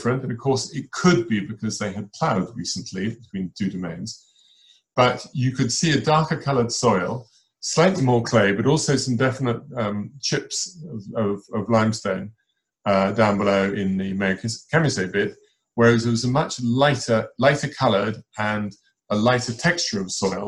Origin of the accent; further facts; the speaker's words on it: Hampshire, South East England, United Kingdom; when I was a boy and growing up in Hampshire